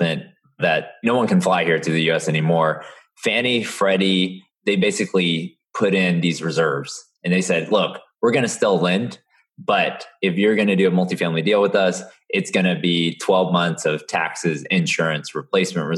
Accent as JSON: {"language": "English", "town": "Houston", "region": "Texas", "country": "United States", "tie": "born or raised there", "also_born_or_lived": "Austin, Texas", "said": "born and raised in Houston"}